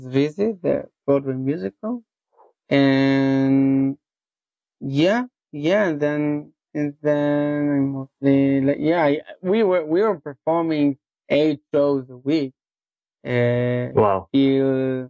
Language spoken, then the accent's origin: English; Tel Aviv, Tel Aviv District, Israel; English is a second language; moved away as an adult; now in Chicago, United States; I was born in Tel Aviv, Israel. Born and raised, went to school and high school of art there